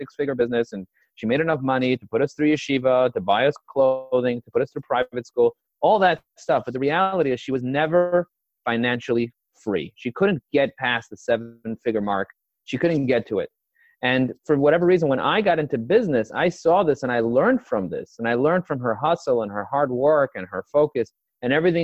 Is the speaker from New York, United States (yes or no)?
yes; New York City, New York, United States; I was raised and grazed in Crooklyn, as they say. I was brought up in Borough